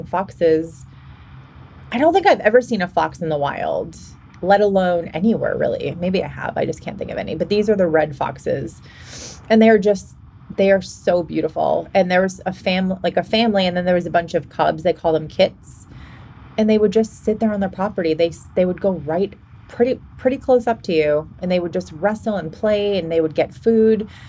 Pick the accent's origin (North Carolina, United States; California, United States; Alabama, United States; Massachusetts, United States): Massachusetts, United States; Boston; moved away as an adult; now in Washington, United States; I'm from Boston originally